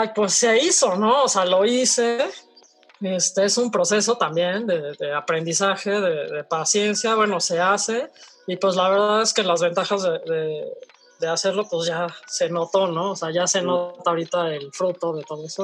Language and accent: Spanish; Mexico; como productores mexicanos